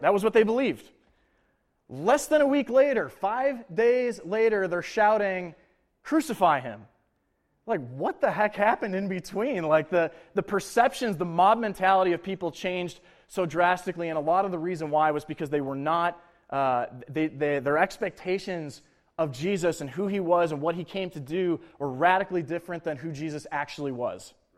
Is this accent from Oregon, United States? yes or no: no; Buffalo, New York, United States; moved away as an adult; also born or lived in Lawrence, Kansas; I'm from Buffalo, New York.